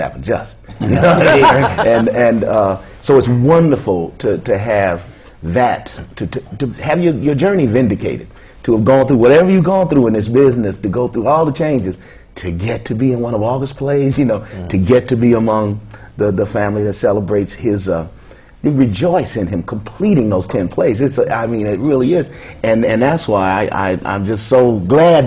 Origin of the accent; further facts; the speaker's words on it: Kansas City, Missouri, United States; moved away; I come from Kansas City